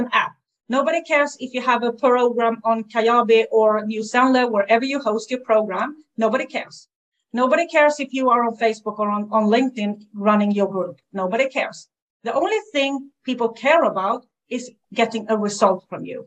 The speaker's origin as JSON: {"language": "English", "country": "Sweden", "second_language": "English", "said": "I'm from Sweden"}